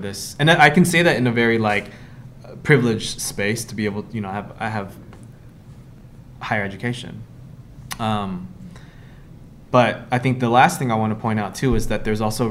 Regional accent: Kauai, Hawaii, United States; growing up, my proximity and understanding around culture was heavily influenced by being Filipino in Hawaii, specifically in Kauai

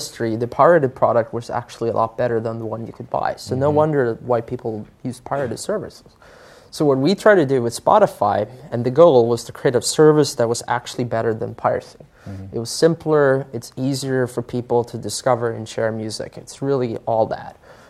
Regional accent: Sweden; I grew up in Sweden

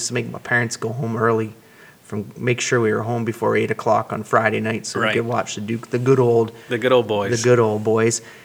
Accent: Cambridge, Ontario, Canada; when I was a young lad growing up in Cambridge, Ontario

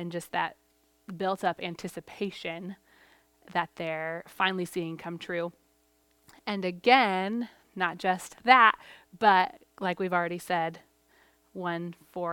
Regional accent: Portugal; moved away; I grew up in Portugal.

